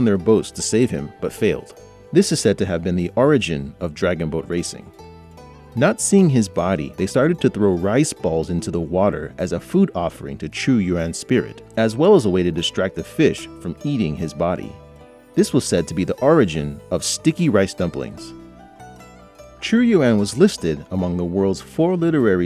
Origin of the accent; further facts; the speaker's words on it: California, United States; now in Beijing, China; from California, USA